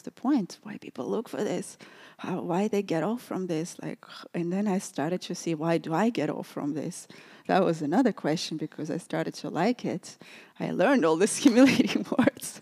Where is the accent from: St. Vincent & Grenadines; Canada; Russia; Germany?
Russia; moved away; also born or lived in New York City; growing up in Russia, it was a lot of repression there